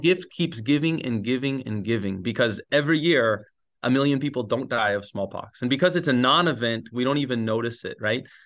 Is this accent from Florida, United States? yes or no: yes; Gainesville, Florida, United States; moved away as an adult; also born or lived in Sewanee, Tennessee; now in Spain; I grew up, I grew up in Gainesville.